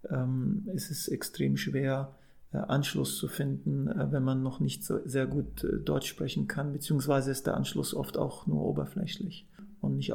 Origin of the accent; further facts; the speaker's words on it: Saudi Arabia; moved away; also born or lived in Amman, Jordan; Ich bin ja ursprünglich Palästinenser, so meine Eltern sind Palästinenser, ich bin in Amman geboren und dann in Saudi-Arabien groß geworden